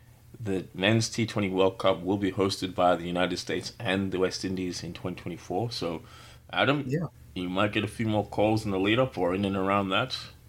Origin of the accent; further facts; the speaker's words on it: Australia; I grew up in Australia